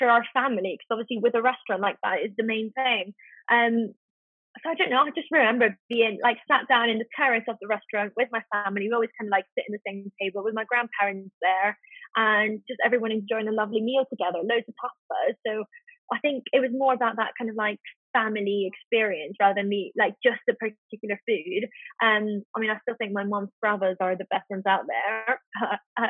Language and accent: English; Spain; moved away; growing up in Spain